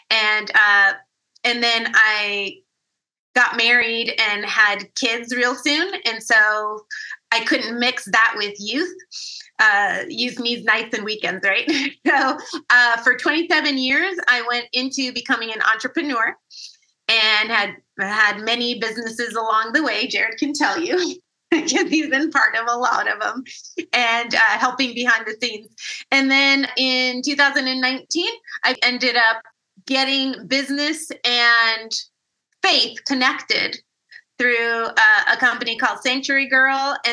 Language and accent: English; California, United States; So, we are both from California